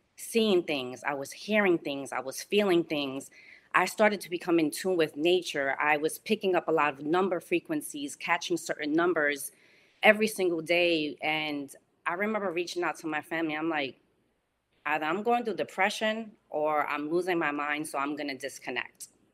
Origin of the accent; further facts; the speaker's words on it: New York City, New York, United States; moved away as an adult; now in West Palm Beach, United States; I grew up on Webster Avenue and one hundred sixty-nine Street